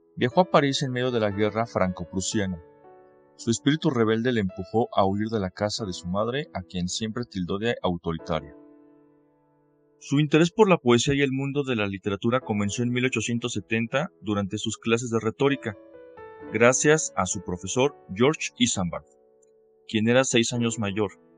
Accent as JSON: {"language": "Spanish", "country": "Mexico", "said": "Soy mexicano y soy consultor jurídico y docente"}